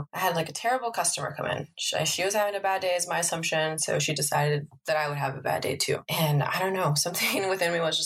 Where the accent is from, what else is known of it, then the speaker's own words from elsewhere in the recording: Los Angeles, California, United States; I am from Northeast LA, specifically Highland Park. I grew up there